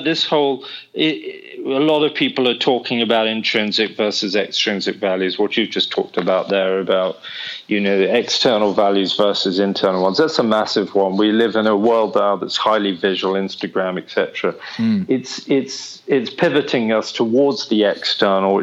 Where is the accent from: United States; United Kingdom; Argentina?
United Kingdom; Oxford, South East England; now in London, United Kingdom; I grew up in Oxford